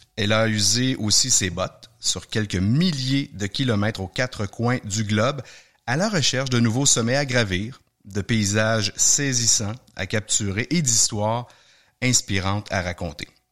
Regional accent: Quebec, Canada; chez nous au Québec

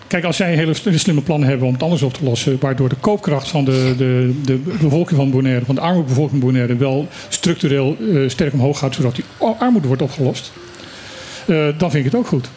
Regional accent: Netherlands; wij zijn gewoon als Nederlanders

